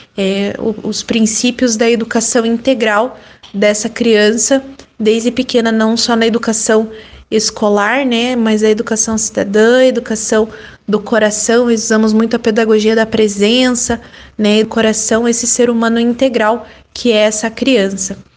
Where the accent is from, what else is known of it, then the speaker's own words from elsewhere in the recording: Paraná, Brazil; sou do Paraná